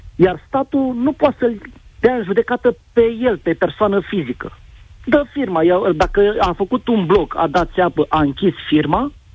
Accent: Ploiești, Prahova, Romania; pot să zic că sunt din Ploiești

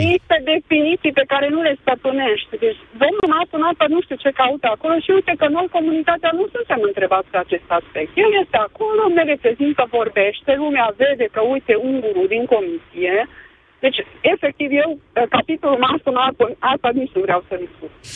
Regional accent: Székely Land, Romania; now in Cluj-Napoca, Romania; născută în uh, Secuine

